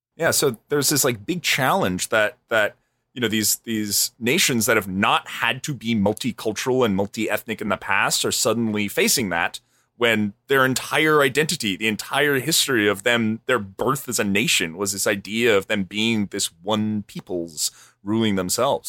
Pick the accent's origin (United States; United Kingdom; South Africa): United States